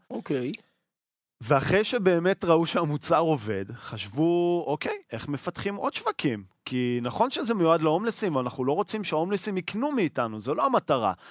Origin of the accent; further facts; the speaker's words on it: Israel; אנחנו ישראלים.